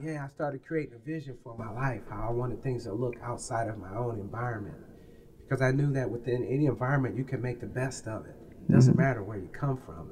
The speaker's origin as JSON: {"language": "English", "town": "Peoria", "region": "Illinois", "country": "United States", "tie": "born or raised there", "moved": "yes", "lives_now": "Los Angeles, United States", "said": "I was a, a youth uh, growing up in Taft Homes"}